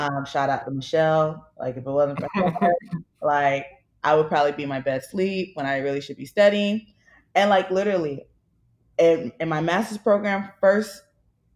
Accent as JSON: {"language": "English", "town": "Miami", "region": "Florida", "country": "United States", "moved": "as an adult", "lives_now": "Philadelphia, United States", "said": "I'm originally from Miami"}